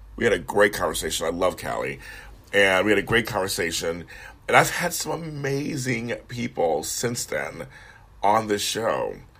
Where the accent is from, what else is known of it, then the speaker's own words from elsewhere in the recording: Los Angeles, California, United States; also born or lived in Sacramento; I'm from LA. He got a job up there when I was like 10 or 11